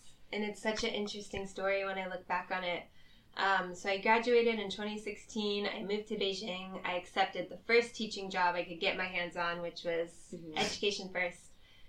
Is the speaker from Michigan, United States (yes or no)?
no; Orlando, Florida, United States; moved away as an adult; now in Shanghai, China; I'm 25 years old. I'm from Orlando, Florida in the United States. I first came to China in 2013 where I did a study abroad program.